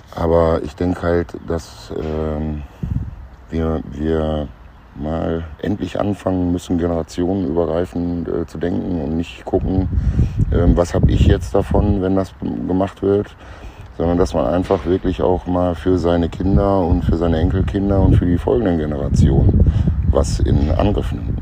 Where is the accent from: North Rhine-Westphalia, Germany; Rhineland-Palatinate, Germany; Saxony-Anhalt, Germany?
North Rhine-Westphalia, Germany; Münster; in Münster, meiner Heimatstadt